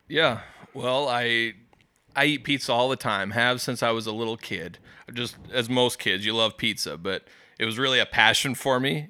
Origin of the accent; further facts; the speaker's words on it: West Des Moines, Iowa, United States; I grew up in West Des Moines as a kid